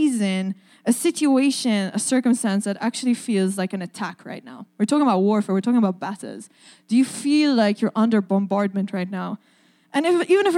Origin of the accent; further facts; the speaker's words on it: Malta; now in Saskatoon, Canada; my accent is a little hard to place. I'm from the island of Malta.